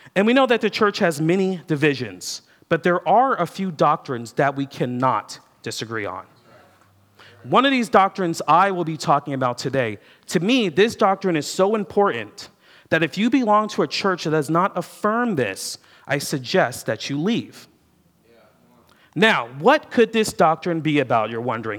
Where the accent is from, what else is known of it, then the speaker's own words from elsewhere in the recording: United States; I'm an American